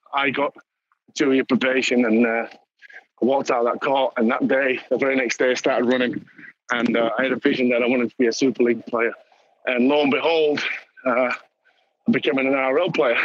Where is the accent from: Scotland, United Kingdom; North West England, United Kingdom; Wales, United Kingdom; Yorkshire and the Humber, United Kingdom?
Yorkshire and the Humber, United Kingdom; Dewsbury; me growing up in Dewsbury